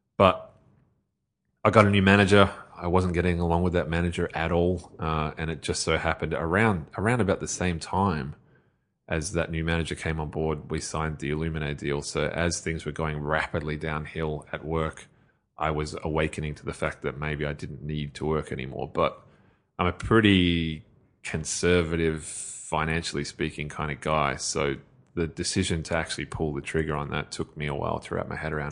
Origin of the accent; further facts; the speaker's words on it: Australia; as an Australian